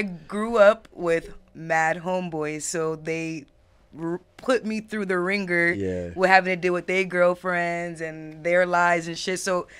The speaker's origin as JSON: {"language": "English", "town": "Miramar", "region": "Florida", "country": "United States", "also_born_or_lived": "North Miami / Hollywood, Florida", "said": "I'm actually from Miramar."}